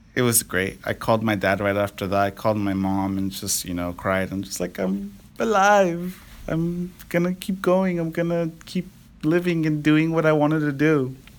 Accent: Napa, California, United States; now in Fairfield, United States; I'm from the Napa Valley. Um, been living here my whole life in Napa

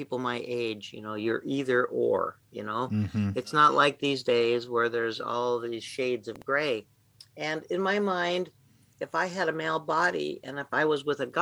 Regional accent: Arizona, United States; I grew up in Arizona

